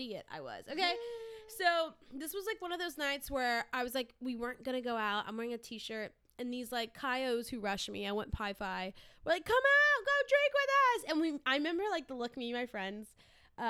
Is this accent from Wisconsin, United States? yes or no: no; South Louisiana, United States; I grew up in South Louisiana, where alcohol was rampant